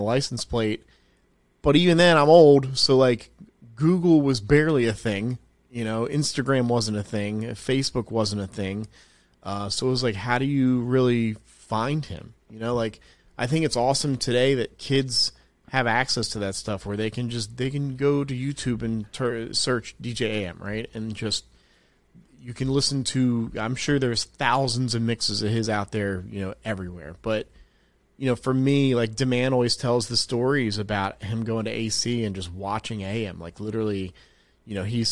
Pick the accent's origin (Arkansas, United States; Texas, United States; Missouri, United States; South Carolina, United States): South Carolina, United States; also born or lived in New Jersey; I was born in New Jersey, but I grew up in South Carolina.